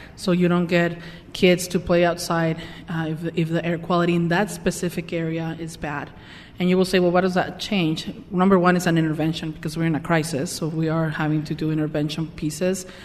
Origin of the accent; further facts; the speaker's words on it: Mexico; moved away as an adult; also born or lived in Tijuana; now in Salt Lake City, United States; I was born and raised in Mexico